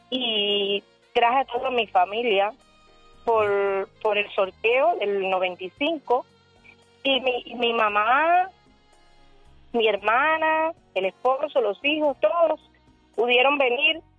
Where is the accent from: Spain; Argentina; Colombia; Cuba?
Cuba; somos cubanos y no tengo de verdad que no tengo cómo pagarle porque si no mi papá estuviera allá, allá no hay las condiciones como aquí